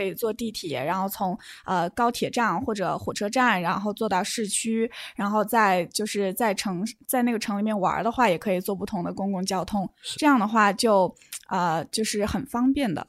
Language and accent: Chinese; Wuhan, Hubei, China; now in Canada; 从我的家乡武汉